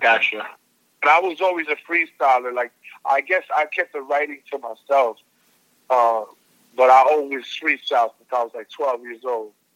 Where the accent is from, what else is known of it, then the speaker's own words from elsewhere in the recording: New York, United States; I'm from New York too